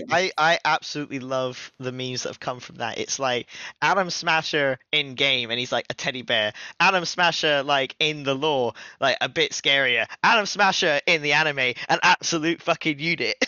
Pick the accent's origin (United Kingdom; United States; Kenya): United Kingdom; we're British